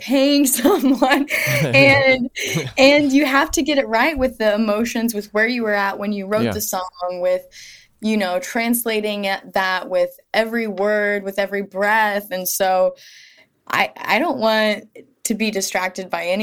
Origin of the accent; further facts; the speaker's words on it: rural Missouri, United States; moved away as an adult; also born or lived in Topeka, Kansas / Kansas City, Missouri; now in Brooklyn, United States; my hometown and my experience growing up in rural Missouri